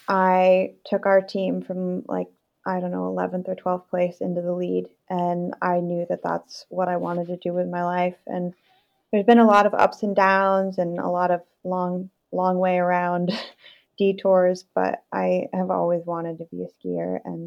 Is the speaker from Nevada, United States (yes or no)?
no; Vermont, United States; growing up in Vermont